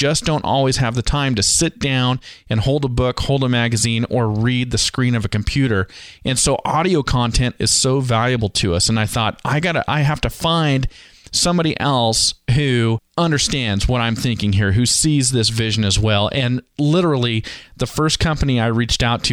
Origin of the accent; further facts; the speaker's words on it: California, United States; moved away as an adult; also born or lived in Montana; now in Treasure Valley, Idaho, United States; I grew up in California